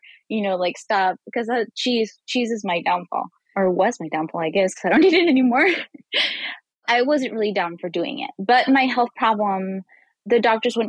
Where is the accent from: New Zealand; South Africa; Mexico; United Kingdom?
Mexico; northern Mexico; moved away as an adult; now in United States; I'm Mexican myself. I was born in Mexico, but I've lived in the United States, I think more than like 12 years now. So I've been here for a while. And I grew up on the border of Texas and Mexico.